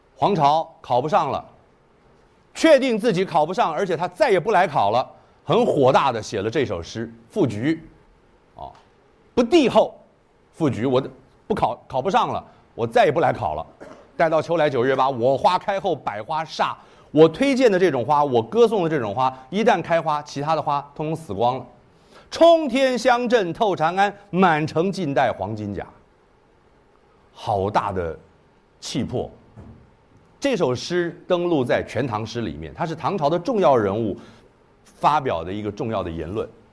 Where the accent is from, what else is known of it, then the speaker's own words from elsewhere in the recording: Kaohsiung, Taiwan; 我虽然在台湾出生，一九六四年在台，台，高雄出生的